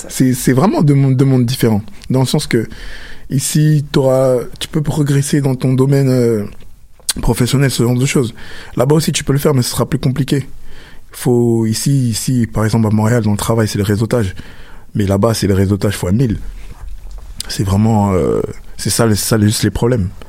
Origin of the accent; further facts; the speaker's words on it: Cameroon; Petite anecdote, c'est que chez nous, au Cameroun, on a pratiquement tout, on a Carrefour, Super U, tous ces trucs-là.